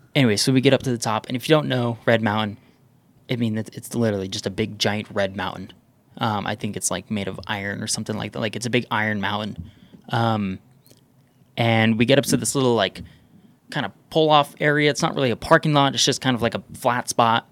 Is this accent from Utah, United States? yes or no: yes; Southern Utah, United States; I grew up in Southern Utah